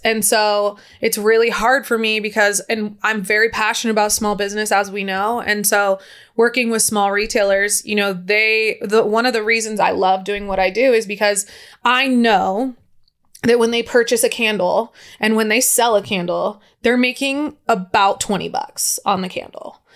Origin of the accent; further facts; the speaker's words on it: San Diego, California, United States; moved away; also born or lived in Incline Village / Lake Tahoe; I was from San Diego